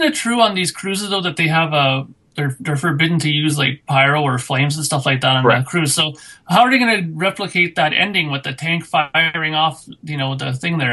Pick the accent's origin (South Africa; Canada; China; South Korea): Canada; being Canadian